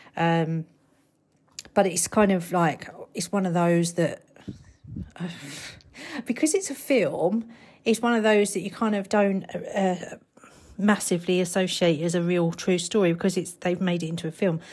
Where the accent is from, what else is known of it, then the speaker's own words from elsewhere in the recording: United Kingdom; I'm British and I'm not, uh, an American